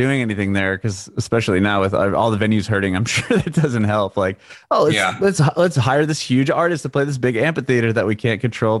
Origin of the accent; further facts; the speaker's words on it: San Diego, California, United States; moved away as an adult; also born or lived in San Francisco; now in Nashville, United States; I was born and raised in San Diego. I spent a little bit of time in San Francisco.